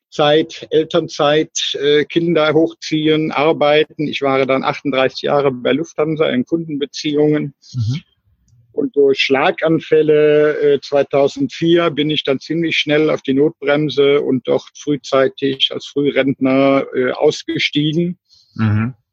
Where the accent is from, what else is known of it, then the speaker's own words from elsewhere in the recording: Cologne, North Rhine-Westphalia, Germany; also born or lived in India / Israel; Ich komme aus Köln, bin eigentlich ein geborener Kölscher Jung